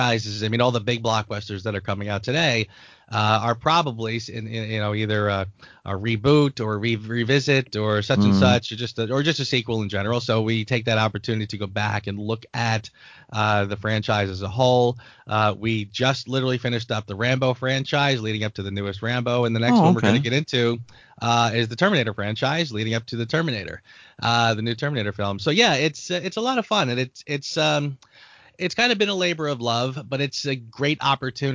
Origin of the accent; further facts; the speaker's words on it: suburbs of New Jersey, United States; also born or lived in Brooklyn, New York; I was born in Brooklyn, New York, and raised most of my life in the suburbs of New Jersey